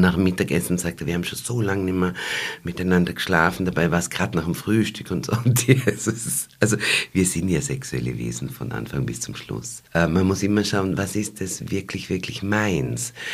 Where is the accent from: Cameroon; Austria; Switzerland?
Austria; Waldviertel, Lower Austria; bei uns im Waldviertel